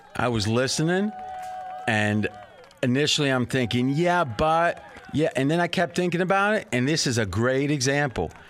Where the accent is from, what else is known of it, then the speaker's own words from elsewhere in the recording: Ohio, United States; now in Las Vegas, United States; I grew up in Ohio